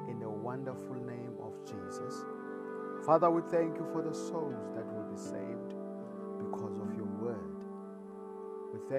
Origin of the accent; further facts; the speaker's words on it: South Africa; I come all the way from South Africa